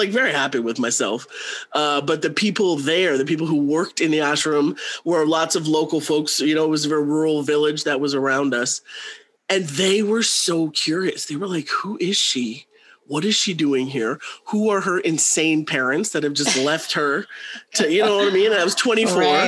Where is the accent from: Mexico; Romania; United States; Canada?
Canada; also born or lived in South Africa; I was born in South Africa. I moved to Canada when I was 18 months old